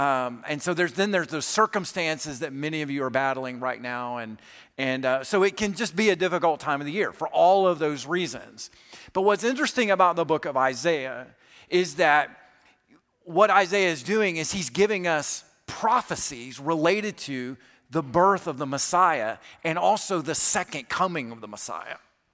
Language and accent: English; Alabama, United States; I grew up in South Alabama, but I went to college in Kentucky